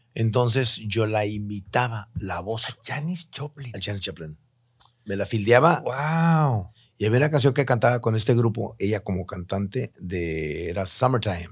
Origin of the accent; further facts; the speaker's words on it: Tijuana, Baja California, Mexico; also born or lived in Mexico City; llegué a Tijuana, después de haber trabajado para Televisa México y, la radio XCW, este, me regresé a mi terruño querido